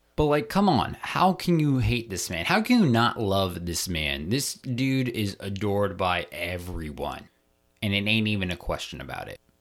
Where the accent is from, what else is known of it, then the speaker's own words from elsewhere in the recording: Maryland, United States; moved away; I'm originally from Maryland, so I grew up around a lot of Ravens fans.